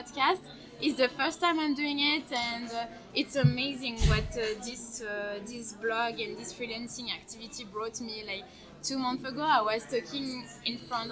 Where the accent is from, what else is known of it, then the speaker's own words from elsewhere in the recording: Geneva, Switzerland; English is a second language; came back to my hometown, and I realized that I barely know Geneva